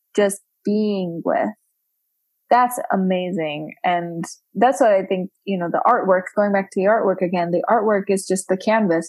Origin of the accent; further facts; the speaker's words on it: Romania; now in United States; when people ask me you know where are you from I'm like from romania